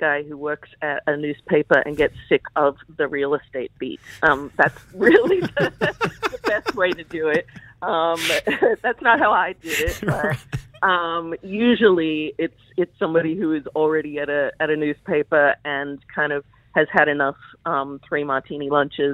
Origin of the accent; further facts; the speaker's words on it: Australia; moved away; also born or lived in United States / New York; I grew up in Australia but lived in the US for 24 years